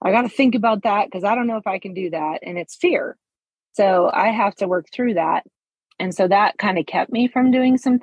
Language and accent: English; Montana, United States; moved away as an adult; also born or lived in Mexico; I'm from Montana. So I moved back to Montana